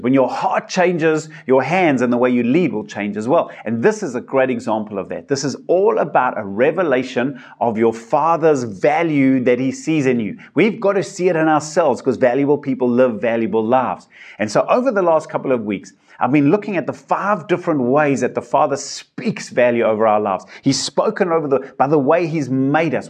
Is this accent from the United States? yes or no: no; South Africa; I've got my South African passport, I'm a South African citizen